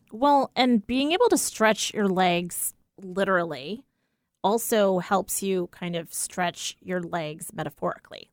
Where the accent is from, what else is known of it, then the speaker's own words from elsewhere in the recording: East Coast, United States; now in Pacific Northwest, United States; growing up on the East Coast, it was always sneakers, not, like, tennis shoes.